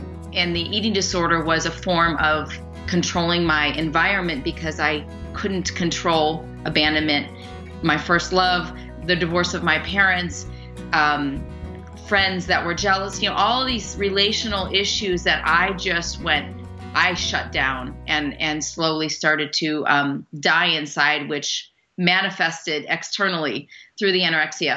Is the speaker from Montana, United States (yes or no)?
no; Burlington, Illinois, United States; I'm from Burlington, Illinois. I always say Chicago because nobody really has heard of Burlington. It's a small town in northern Illinois, and it's, you know, farm town. So I was born and raised in a very small town